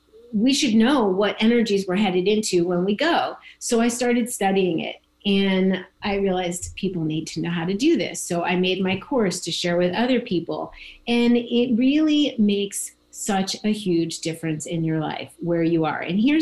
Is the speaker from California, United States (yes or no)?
no; New Jersey, United States; moved away as an adult; also born or lived in New York / Washington, D.C. / Florida; I was born in New Jersey. I spent my whole life New York, New Jersey, Washington, D.C. And I moved to Florida